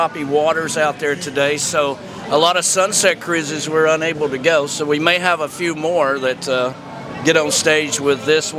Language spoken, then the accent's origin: English; Harrison Bay, Tennessee, United States; I'm from a little town outside of Chattanooga, Tennessee called Harrison Bay on the lake. There's a big lake that runs through Tennessee that ends up into the Tennessee River and flows down to the Mississippi called Chickamauga Lake. Okay. And we live on the lake in Harrison Bay.